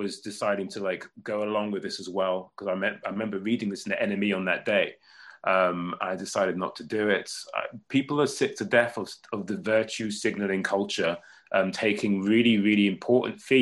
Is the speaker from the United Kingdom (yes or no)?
yes; England, United Kingdom; I'm English